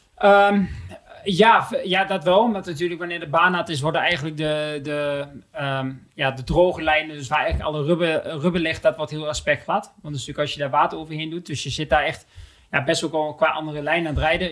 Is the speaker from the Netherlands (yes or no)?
yes; Netherlands; wij als Nederlanders